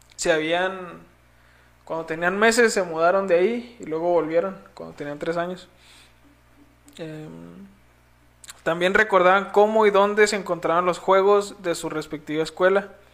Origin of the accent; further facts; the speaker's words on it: Mexico; nacimos en México